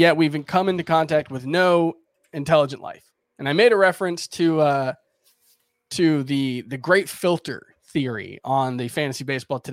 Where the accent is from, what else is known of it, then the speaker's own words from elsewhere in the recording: South Florida, United States; moved away as an adult; now in New York, United States; I moved to New York from South Florida, where I lived my entire life